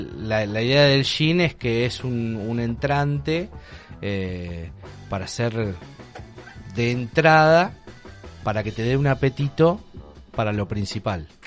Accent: Argentina

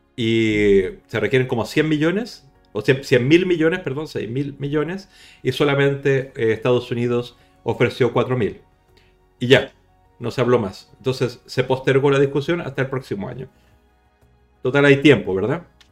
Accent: Chile; now in Barcelona, Spain; yo soy chileno

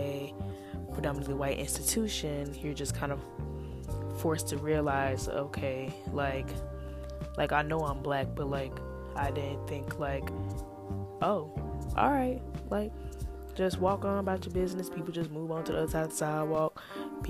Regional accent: St. Louis, Missouri, United States; moved away as an adult; now in Iowa, United States; I am from St. Louis, Missouri.

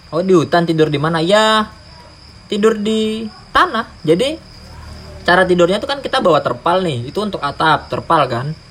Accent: Sorong, Southwest Papua, Indonesia; saya besar di Sorong

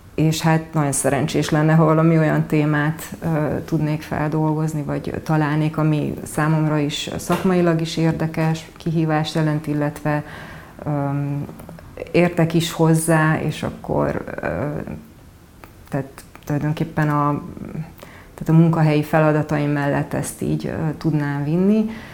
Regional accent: Odorheiu Secuiesc, Harghita County, Romania; moved away as an adult; also born or lived in Veszprém, Hungary / Pápa, Hungary; now in Budapest, Hungary; Székely udvarhely, ugyanis ott születtem, és egyetemista, egyet-, egyetemre jöttem, ö, ide Budapestre, tehát érettségi után kerültem Magyarországra

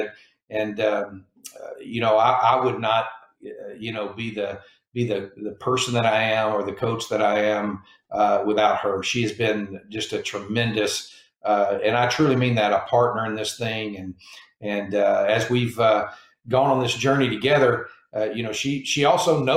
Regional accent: Mesquite, Texas, United States; moved away as an adult; now in Hawaii, United States; growing up in it was basically a suburb of Dallas, Texas, a place called Mesquite, Texas

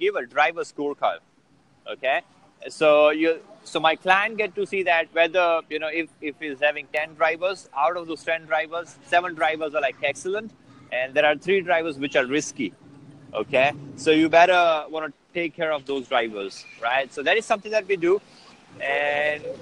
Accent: India; I'm from India

